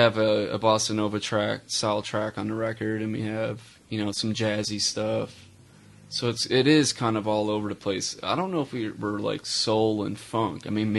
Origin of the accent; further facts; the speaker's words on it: Chicago, Illinois, United States; moved away as an adult; now in Charlotte, United States; Born and raised in Chicago, Illinois, suburbs of Chicago. I'm not gonna say the city, although that would be cool. Moved to Charlotte about 11 years ago.